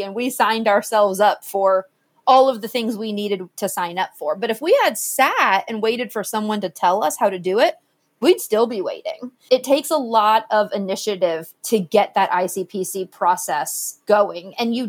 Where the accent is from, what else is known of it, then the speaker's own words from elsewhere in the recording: Jupiter, Florida, United States; also born or lived in Georgia; Okay, I'm from South Florida, specifically Jupiter, Florida. So way down near the end. And I was there for several years until my parents split, and then I moved to Georgia.